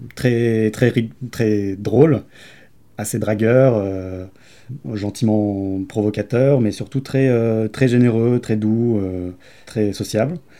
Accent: Grenoble, Auvergne-Rhône-Alpes, France; je viens de Grenoble

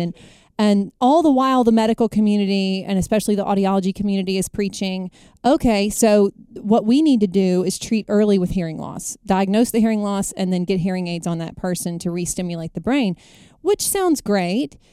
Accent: Jackson, Mississippi, United States; I hail from Jackson, Mississippi. Born and bred in Mississippi

